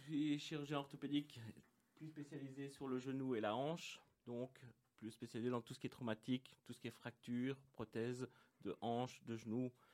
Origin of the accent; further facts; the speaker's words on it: Tournai, Wallonia, Belgium; moved away; also born or lived in Mons; je suis belge à l'origine